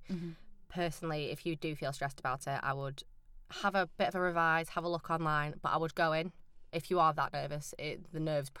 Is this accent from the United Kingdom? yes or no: yes; Preston, North West England, United Kingdom; moved away as an adult; now in York, United Kingdom; I'm actually from Preston, so I did mine back home